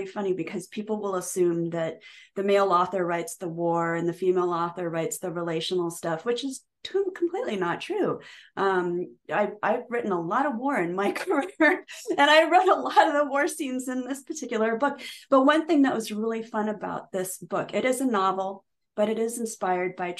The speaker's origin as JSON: {"language": "English", "region": "Nebraska", "country": "United States", "tie": "born or raised there", "said": "I grew up in Nebraska from the age of 7"}